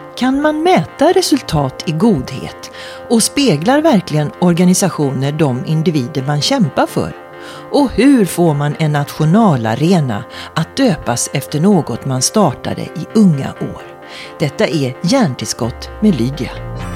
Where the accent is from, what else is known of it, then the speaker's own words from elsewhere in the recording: Sweden; jag blir stolt både som svensk